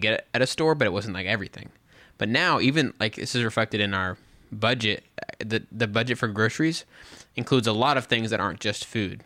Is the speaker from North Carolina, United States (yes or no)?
no; West Texas, United States; moved away; also born or lived in Dallas–Fort Worth area, Texas; I grew up out in West Texas